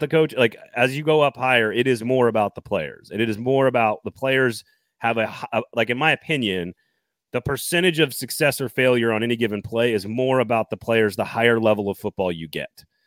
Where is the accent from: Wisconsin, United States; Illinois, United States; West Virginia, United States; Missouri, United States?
Wisconsin, United States; I am from Wisconsin, a, and I'm an American